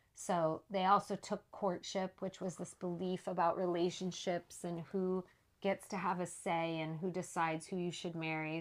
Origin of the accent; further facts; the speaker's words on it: Saskatchewan, Canada; I was born in Saskatchewan, Canada. Like I mentioned, my parents were up there living on an Indian reservation